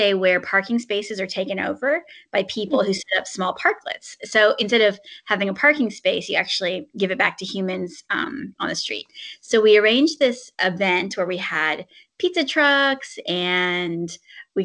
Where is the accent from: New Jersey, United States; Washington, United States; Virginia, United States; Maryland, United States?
Virginia, United States; Southern; moved away; also born or lived in China / San Francisco / New Haven; I'm from Southern Virginia originally